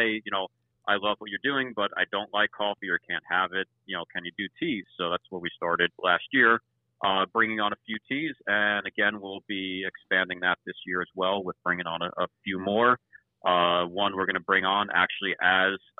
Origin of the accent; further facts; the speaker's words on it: East Coast, United States; growing up on the East Coast